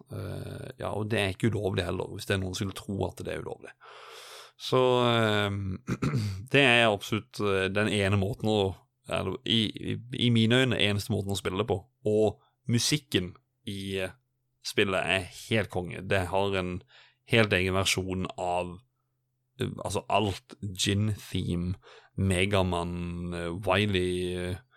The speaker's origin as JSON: {"language": "Norwegian", "region": "Sørlandet", "country": "Norway", "said": "jeg er jo en sørlending."}